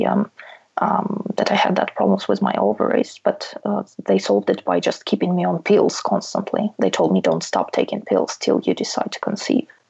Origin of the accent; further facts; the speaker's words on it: Russia; now in United Kingdom; I can always go back to my home country